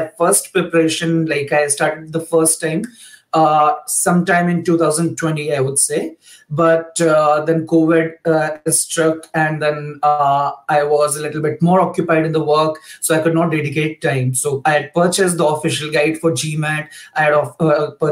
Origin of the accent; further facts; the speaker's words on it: India; moved away as an adult; now in Germany; I'm basically from India, but I've been living and working in Germany for the past like 2 years or so now